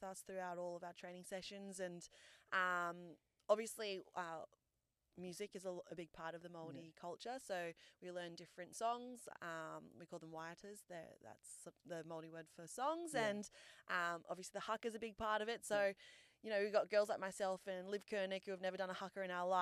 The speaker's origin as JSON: {"language": "English", "region": "New South Wales", "country": "Australia", "tie": "born or raised there", "also_born_or_lived": "New Zealand", "said": "I was born in New Zealand, but moved over to Australia when I was like 3 years old. So I grew up pretty much like Australia has been home"}